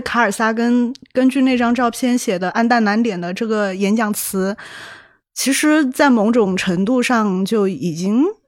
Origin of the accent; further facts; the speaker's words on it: Chongqing, China; 很能代表我的故乡，就嗯。重庆嘛